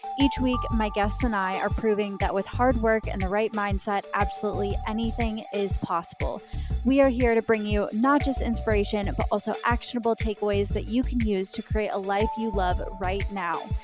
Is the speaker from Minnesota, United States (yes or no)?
yes; Minnesota, United States; I grew up in Minnesota